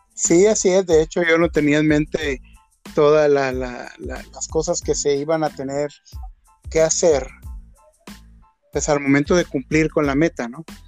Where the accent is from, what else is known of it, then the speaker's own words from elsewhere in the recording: Mazatlán, Sinaloa, Mexico; yo soy de Mazatlán, Sinaloa yo vivía ya pues mis primeros 20, casi 21 años